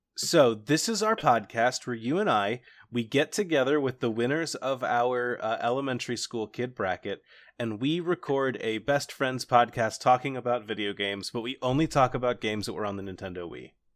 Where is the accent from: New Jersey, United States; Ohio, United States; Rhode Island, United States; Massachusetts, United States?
Ohio, United States; Cincinnati; I grew up just outside of Cincinnati